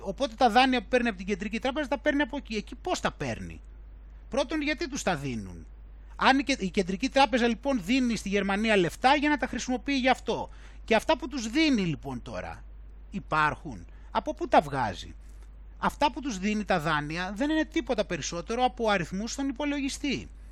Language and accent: Greek; Greece; να είμαι από την Ελλάδα